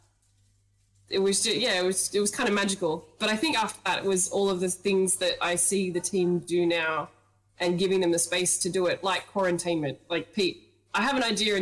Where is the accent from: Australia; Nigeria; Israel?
Australia; the East, East Coast; I'm from the East.